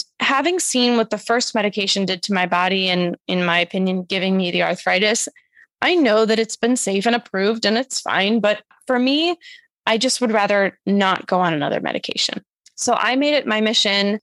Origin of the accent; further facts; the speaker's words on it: Massachusetts, United States; moved away as an adult; now in New York City, United States; my hometown of Massachusetts and I've been in New York City